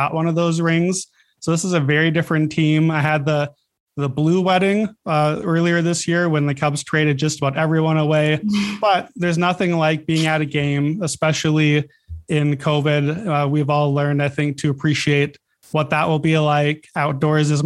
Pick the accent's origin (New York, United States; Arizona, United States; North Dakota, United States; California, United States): North Dakota, United States; I'm from North Dakota. So I grew up in snow at all times.